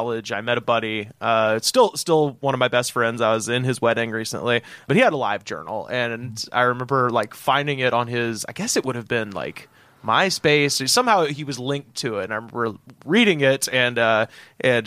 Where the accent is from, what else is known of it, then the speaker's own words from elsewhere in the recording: Auburn, Alabama, United States; my hometown